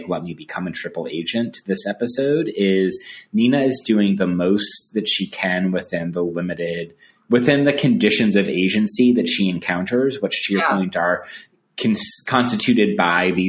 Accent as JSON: {"language": "English", "region": "Colorado", "country": "United States", "tie": "born or raised there", "said": "I grew up in Colorado"}